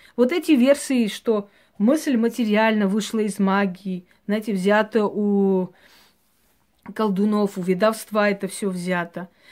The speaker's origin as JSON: {"language": "Russian", "country": "Georgia", "tie": "born or raised there", "said": "я родилась в Грузии"}